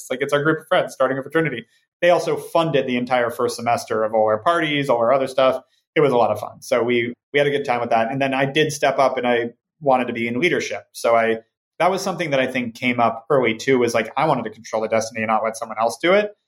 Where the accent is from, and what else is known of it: Ojai, California, United States; born or raised there; also born or lived in Santa Monica; now in Los Angeles, United States